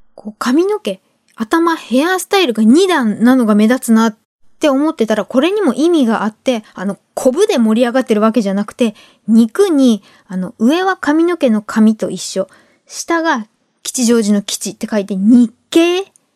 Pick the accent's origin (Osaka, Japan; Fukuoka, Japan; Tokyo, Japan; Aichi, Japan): Tokyo, Japan; Ueno; 生まれ故郷の上野公園